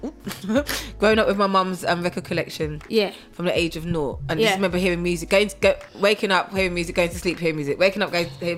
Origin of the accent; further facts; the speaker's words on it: Bavaria, Germany; moved away as an adult; also born or lived in Wolverhampton, England; now in United Kingdom; I was born in Wolverhampton. Yeah. On the age of, and then when I was 4 years old, I moved to Germany until I was 18.